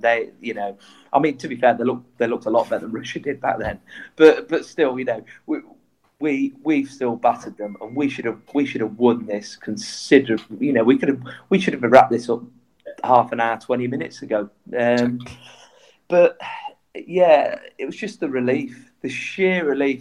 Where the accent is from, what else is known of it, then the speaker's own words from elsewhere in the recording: Coventry, West Midlands, United Kingdom; I'm from Coventry